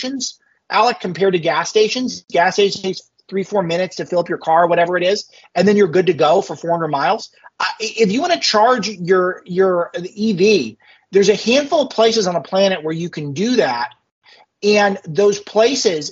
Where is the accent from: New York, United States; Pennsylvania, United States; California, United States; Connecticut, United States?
California, United States; Los Angeles; growing up in West LA as I did